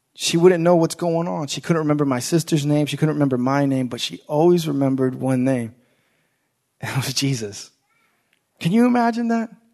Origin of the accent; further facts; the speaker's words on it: Langley Park, Maryland, United States; growing up in Langley Park